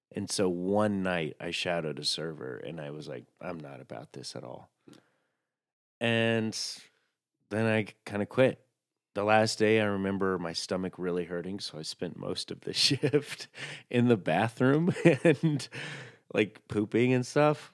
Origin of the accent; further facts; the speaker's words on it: the South, United States; now in New York, United States; I was raised in the South